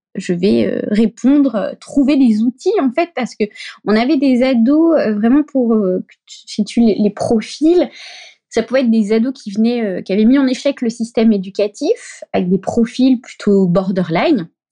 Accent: Brittany, France; moved away as an adult; also born or lived in Paris; je suis bretonne, moi

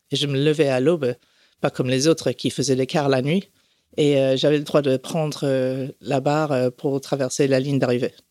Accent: France; also born or lived in Canada / Puerto Rico; Non, j'ai grandi en France, au Canada, à Porto Rico.

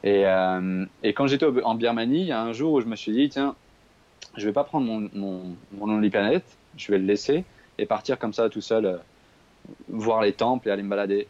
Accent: Paris region, Île-de-France, France; moved away; moi j'ai grandi à Paris, en fait, je, suis parisien de, base. Euh, j'ai grandi en région parisienne

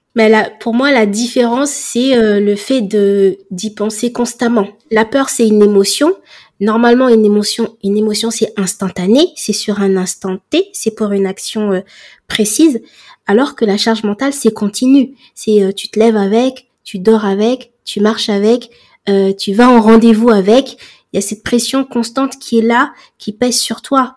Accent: Comoros; moi je suis comorienne

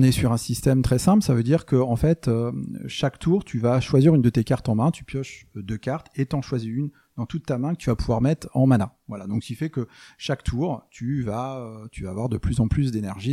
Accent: France; moi je suis français

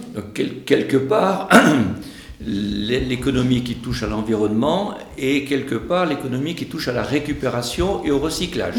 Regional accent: Bigorre, Occitania, France; chez nous, en Bigorre

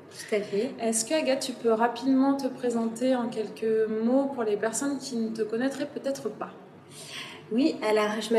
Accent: Wimereux, Hauts-de-France, France; moved away as an adult; also born or lived in Paris; now in Lille, France; je suis de, du Pas-de-Calais, de Vimoreux.

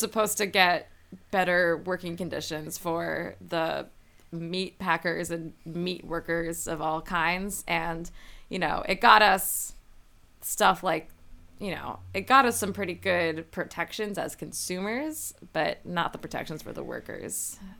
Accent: New Haven, Connecticut, United States; I'm from the New Haven area

